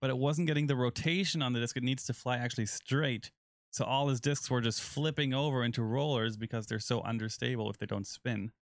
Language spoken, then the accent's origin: English; Germany; moved away; my home country